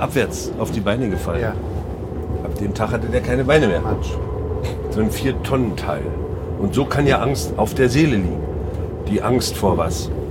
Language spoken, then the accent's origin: German; Mecklenburg-Vorpommern, Germany; now in Hamburg, Germany; Mecklenburg ist auf jeden Fall meine Herkunft und da, da stehe ich auch total gerne zu